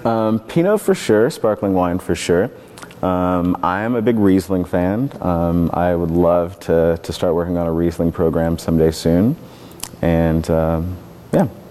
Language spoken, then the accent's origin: English; Kentucky, United States; now in Oregon, United States; growing up in Kentucky